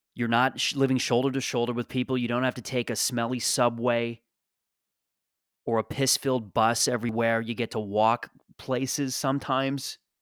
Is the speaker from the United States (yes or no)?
no; Mississauga, Ontario, Canada; born or raised there; moved away as an adult; also born or lived in Toronto